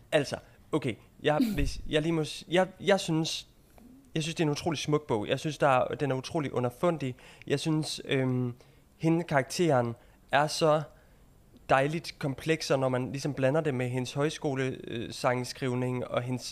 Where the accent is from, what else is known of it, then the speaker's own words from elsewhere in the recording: Jutland, Denmark; moved away as an adult; now in London, United Kingdom; nu er jeg jo fra Jylland